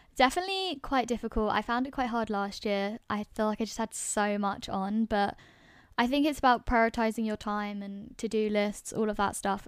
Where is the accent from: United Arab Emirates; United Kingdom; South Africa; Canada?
United Kingdom; London; moved away as an adult; now in Edinburgh, United Kingdom; I grew up in London